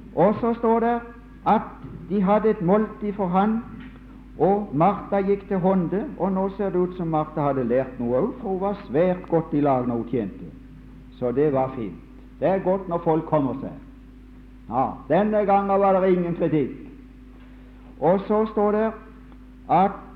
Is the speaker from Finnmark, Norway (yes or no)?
no; Mosby, Agder, Norway; hjemme på Mosby under krigen